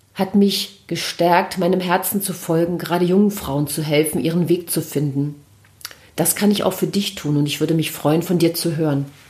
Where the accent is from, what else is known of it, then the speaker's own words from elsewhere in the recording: Mecklenburg-Vorpommern, Germany; moved away as an adult; now in Berlin, Germany; Ich habe meine Heimat Mecklenburg und meinen Partner verlassen und bin nach Berlin gezogen